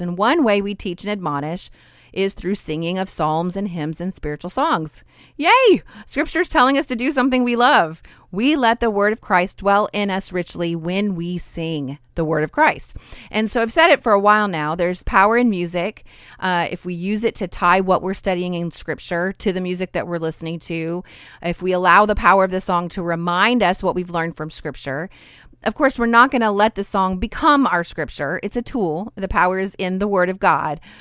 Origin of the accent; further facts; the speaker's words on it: Idaho, United States; my hometown in Idaho